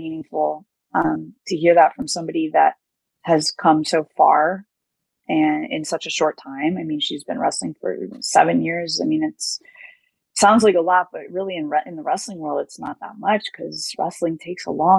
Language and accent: English; United States; especially as an American, as a foreigner